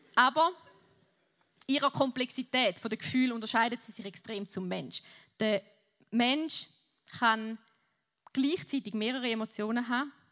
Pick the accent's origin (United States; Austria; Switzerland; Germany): Switzerland; Ich bin Schweizer